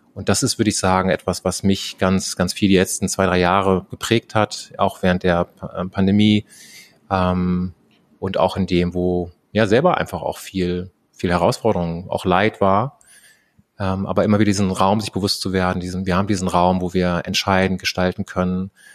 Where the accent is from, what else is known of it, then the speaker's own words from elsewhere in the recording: Germany; bin ich einfach in Deutschland aufgewachsen